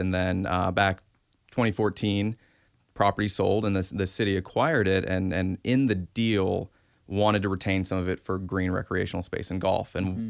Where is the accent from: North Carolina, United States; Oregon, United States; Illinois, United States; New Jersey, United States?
Oregon, United States; Milwaukie; It's a common thing where I say I'm from Milwaukee, went to high school, he's like, oh, Milwaukee.